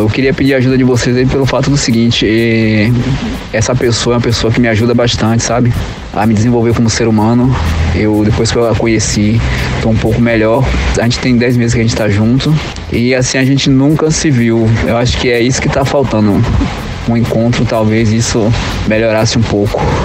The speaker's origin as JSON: {"language": "Portuguese", "town": "Salvador", "region": "Bahia", "country": "Brazil", "said": "tenho 41 anos, sou de Salvador, na Bahia."}